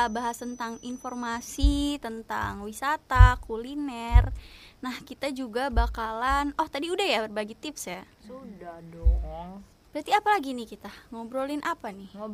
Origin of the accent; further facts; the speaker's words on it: Bogor, West Java, Indonesia; aku emang orang Bogor sama Vio juga